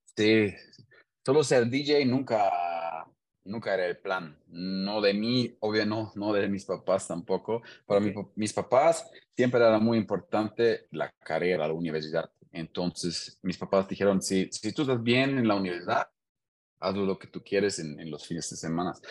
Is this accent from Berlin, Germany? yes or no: no; Hanover, Lower Saxony, Germany; Spanish is a second language; moved away as an adult; now in Querétaro, Mexico; soy de Hannover, en Alemania, y tengo ya seis años viviendo en Querétaro, México.